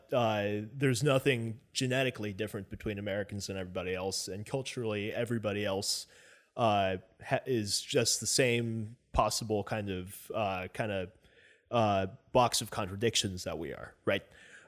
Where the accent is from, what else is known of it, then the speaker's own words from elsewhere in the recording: Philippines; I'm Filipino. My mom is from the Philippines.